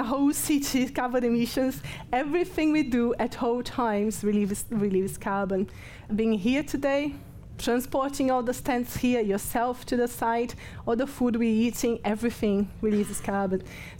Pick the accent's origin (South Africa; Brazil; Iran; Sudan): Brazil; English is a second language; but I'm from Brazil, so I'm no, English is not my first language, I'm allowed.